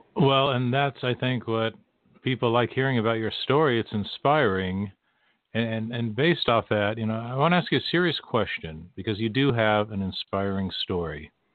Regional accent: West Coast, United States; I grew up on the West Coast

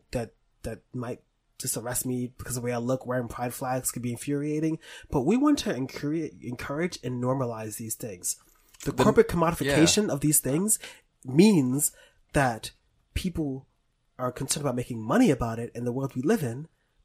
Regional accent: New York City, New York, United States; moved away as an adult; now in Brooklyn, United States; I live in fucking Brooklyn. And I'm from the Bronx

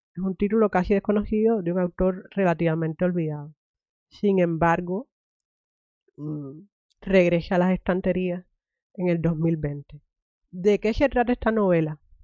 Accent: Cuba; moved away; me crié en Cuba

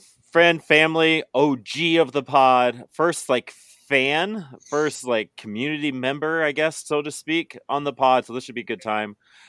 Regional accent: Western Nebraska, United States; I grew up in Western Nebraska

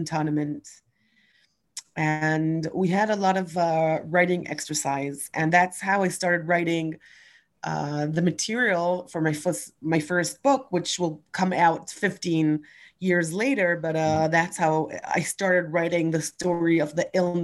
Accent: Ra'anana, Central District, Israel; also born or lived in Canada / California; now in Jerusalem, Israel; I was born in 1974 in Ra'anana, which is a small suburban town not far from Tel Aviv.

